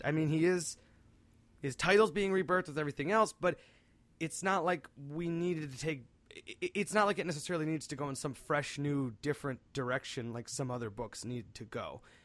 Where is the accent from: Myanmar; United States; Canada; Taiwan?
United States; outside Cleveland, Northeast Ohio; we are from Northeast Ohio, just a bit outside of Cleveland